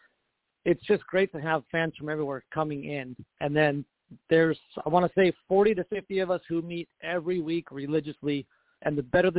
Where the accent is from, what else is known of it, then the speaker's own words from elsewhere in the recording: San Francisco Bay Area, California, United States; I grew up in the San Francisco Bay Area